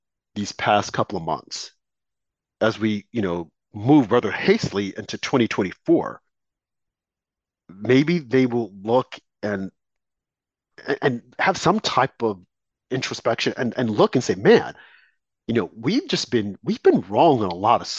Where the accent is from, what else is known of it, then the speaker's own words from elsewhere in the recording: United States; I was born in America